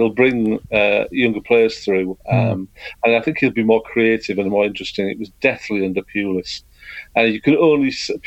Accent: Stockton-on-Tees, North East England, United Kingdom; moved away as an adult; also born or lived in Hull; I was born in Hull in 1961, and we moved to Teesside in 69.

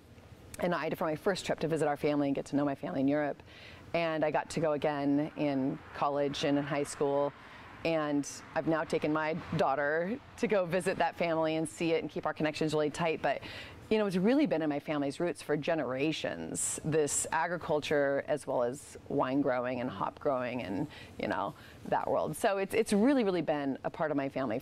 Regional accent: Mount Angel, Oregon, United States; I was from Mount Angel. We knew a lot of the same farmers. He could just tell I had that kind of farm kid mentality

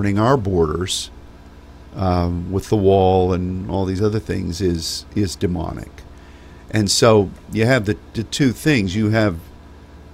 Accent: United States; as an American

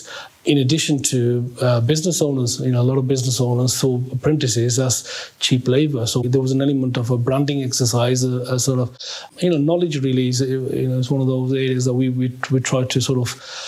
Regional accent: Birmingham, West Midlands, United Kingdom; I was born in Birmingham when my father came into the UK back in the 1950s

